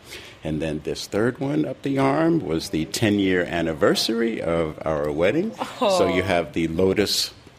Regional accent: Kailua-Kona, Hawaii, United States; I'm from the Big Island of Hawaii, Kona side, visiting my whānau here in Aotearoa.

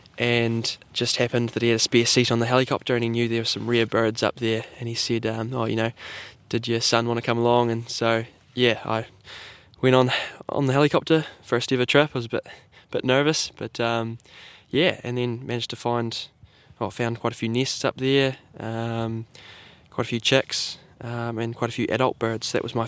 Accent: Southland, New Zealand; born and raised in Southland.

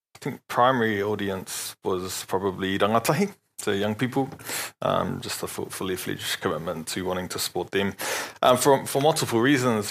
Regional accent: Palmerston North, Manawatū-Whanganui, New Zealand; moved away as an adult; also born or lived in Dunedin, New Zealand; now in Rotorua, New Zealand; I'm born and bred in Palmerston North

